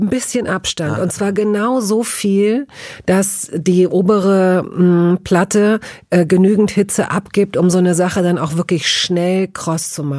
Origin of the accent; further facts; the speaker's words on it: western Germany, Germany; da, wo ich groß geworden bin, nämlich im Westen Deutschlands